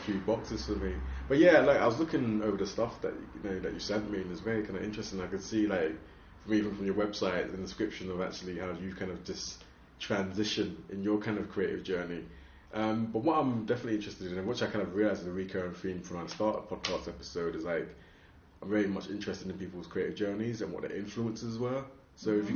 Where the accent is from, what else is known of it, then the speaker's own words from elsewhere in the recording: London, United Kingdom; I'm from London